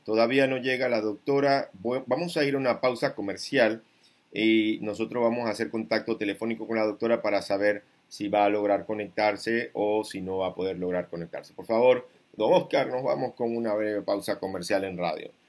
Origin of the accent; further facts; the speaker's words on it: Panama; como panameño con conciencia cívica